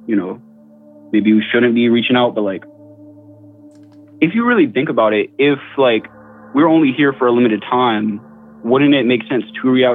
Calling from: Tallahassee, Florida, United States; I'm calling from Tallahassee, Florida.

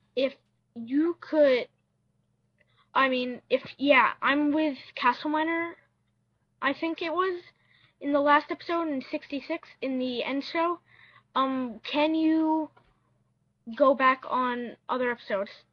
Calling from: New Jersey, United States; I'm calling from New Jersey

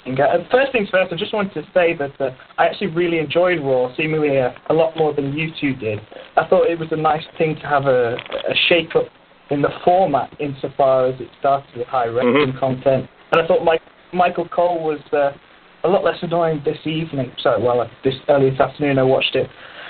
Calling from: Paris, Île-de-France, France; I'm calling from Paris in France.

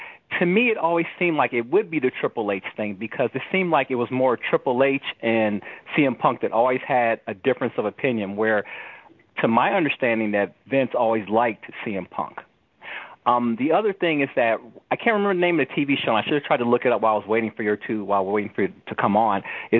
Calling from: Phoenix, Arizona, United States

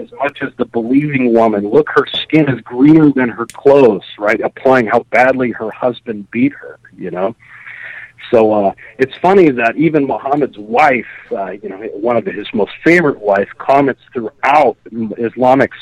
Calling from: Fairbanks, Alaska, United States; calling you from the great state of Alaska in the lovely city of Fairbanks

